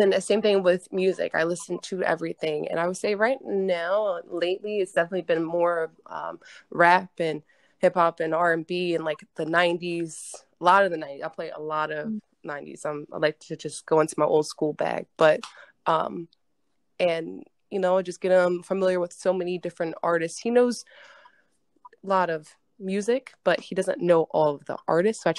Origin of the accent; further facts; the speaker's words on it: the South, United States; I'm from the South